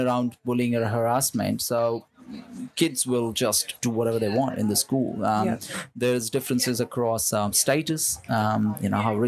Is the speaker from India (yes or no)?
yes; India; moved away as an adult; now in Melbourne, Australia; I'm from India. I'm born in India, raised in India. I moved to Melbourne when I was 18